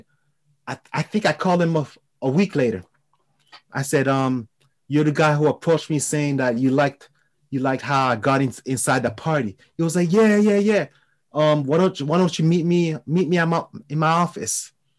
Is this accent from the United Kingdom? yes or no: no; France; accent: French; English is a second language; I was, you know, with my French accent, you know, everybody in New York was like very intrigued because my approach to people, it was different.